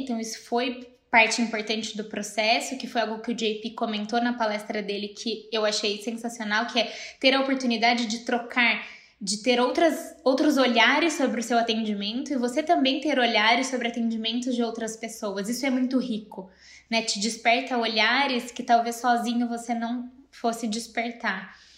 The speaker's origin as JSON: {"language": "Portuguese", "town": "Campinas", "region": "São Paulo", "country": "Brazil", "also_born_or_lived": "Rio de Janeiro", "said": "eu sou de Campinas"}